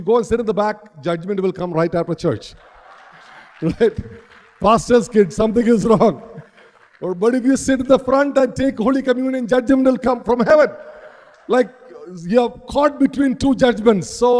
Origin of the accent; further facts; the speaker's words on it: Kerala, India; a pastor's eldest son growing up in Kerala